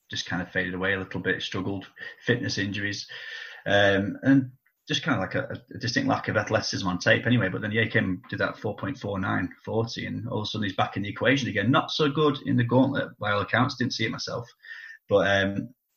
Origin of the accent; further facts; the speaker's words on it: Preston, North West England, United Kingdom; I'm from Preston. You know, I support Preston North